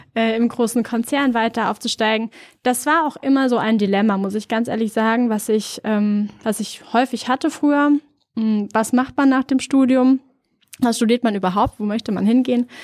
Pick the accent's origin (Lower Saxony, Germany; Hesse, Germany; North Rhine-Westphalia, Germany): Hesse, Germany; near Frankfurt am Main; also born or lived in Norway; now in Berlin, Germany; Ich komme ursprünglich aus der Nähe von Frankfurt, Frankfurt am Main